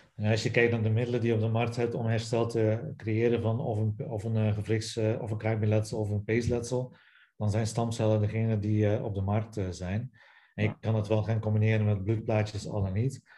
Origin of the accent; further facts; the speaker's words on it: Belgium; accent: Belgian; moved away as an adult; also born or lived in Ghent; now in Netherlands; zoals je hoort aan mijn naam en aan mijn accent, nog altijd na 14 jaar Nederland, ben ik Belg